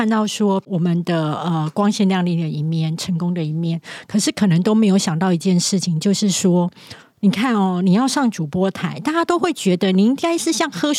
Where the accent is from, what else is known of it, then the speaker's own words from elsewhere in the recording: southern Taiwan, Taiwan; 就是我本身是南部人，然后我的国语一直不标准。